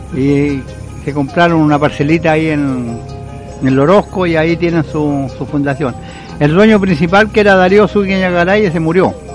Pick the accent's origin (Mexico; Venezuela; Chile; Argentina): Chile; Valparaíso; Y soy porteño de nacimiento y me gusta el mar acá